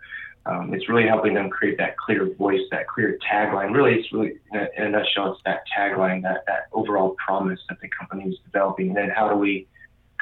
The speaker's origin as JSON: {"language": "English", "town": "Indianapolis", "region": "Indiana", "country": "United States", "moved": "yes", "lives_now": "Arizona, United States", "said": "I'm originally from the Midwest, so Indianapolis"}